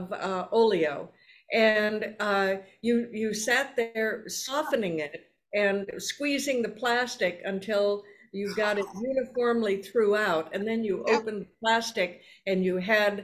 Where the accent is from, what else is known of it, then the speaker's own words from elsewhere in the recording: Robbinsdale, Minnesota, United States; I was born in Robbinsdale, Minnesota. I was born, I grew up on a farm.